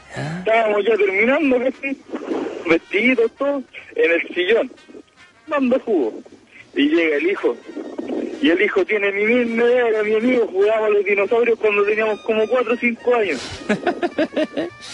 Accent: Norte Grande, Chile; yo soy salvadía, soy acá del norte grande

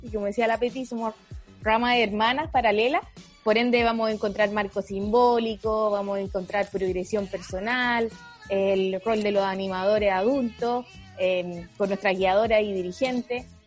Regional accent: Antofagasta, Chile; Soy de Antofagasta, del norte de Chile

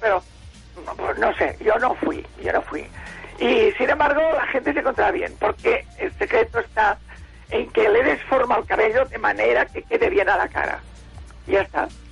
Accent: Barcelona, Catalonia, Spain; also born or lived in Esparreguera; bajé a Barcelona con seis años, desde Esparraguera, que yo nací en Esparraguera y estuve estos seis años. Después iba por los veranos también a Esparraguera pero vivía todo el año en Barcelona

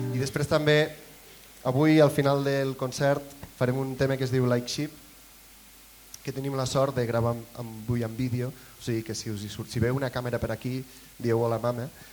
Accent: Bellvís, Catalonia, Spain; now in Mollerussa, Spain; Jo sóc de Bellvís, nascut a Bellvís, actualment visc a Mallorussa.

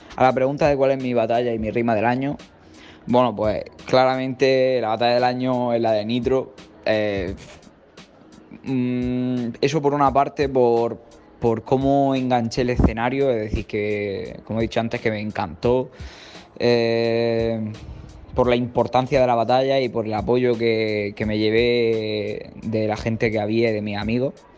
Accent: Murcia, Region of Murcia, Spain; tengo 19 años y soy de Murcia.

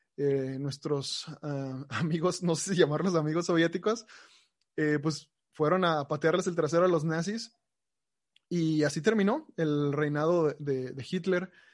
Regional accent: Mexico; nosotros como mexicanos

